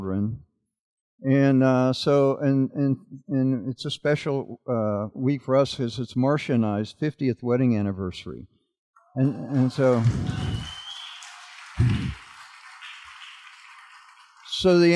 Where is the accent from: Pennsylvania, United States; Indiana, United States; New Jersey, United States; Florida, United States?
Florida, United States; Miami; These are my sisters, and we grew up in Miami, Florida